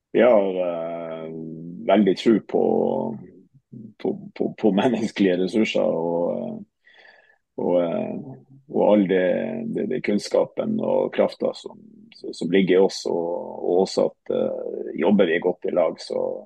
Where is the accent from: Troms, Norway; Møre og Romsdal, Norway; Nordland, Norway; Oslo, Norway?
Troms, Norway; Tromsø; also born or lived in Haugesund / Hamar; jeg er fra Tromsø. Eh, født og, og oppvokst.